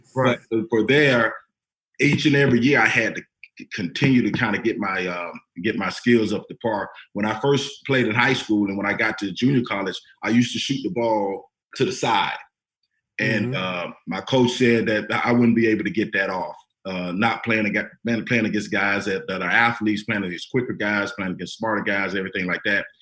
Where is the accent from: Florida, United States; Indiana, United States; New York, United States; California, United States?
Florida, United States; I'm from Florida, bro. It's hot as ah. heck out there.